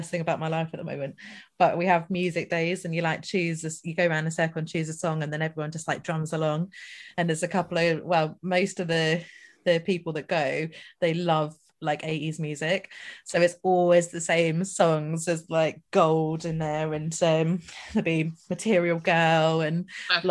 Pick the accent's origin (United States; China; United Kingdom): United Kingdom; Scotland; I'm Scottish